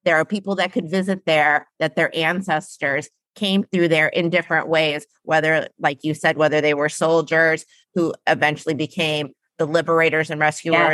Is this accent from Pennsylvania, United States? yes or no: no; Detroit, Michigan, United States; moved away; I'm originally from the Detroit area.